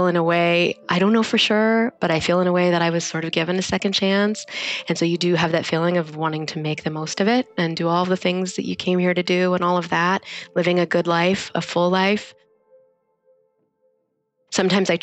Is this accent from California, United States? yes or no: no; Kansas, United States; moved away as an adult; also born or lived in Orange County / Bay Area / Washington, District of Columbia, United States; now in San Jose, United States; I'm from Kansas.